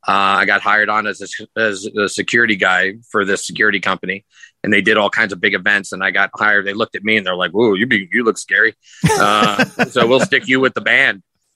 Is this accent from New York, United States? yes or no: yes; New York, United States; moved away as an adult; now in Las Vegas, United States; I'm originally from New York. I grew up in New York, and I moved to Las Vegas when I was 23 years old. And that would have been back in 1995.